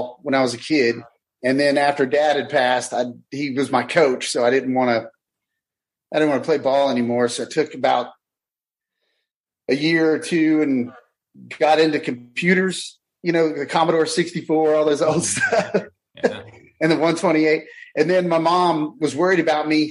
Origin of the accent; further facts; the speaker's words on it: Pensacola, Florida, United States; I grew up down in Pensacola, Florida on the beach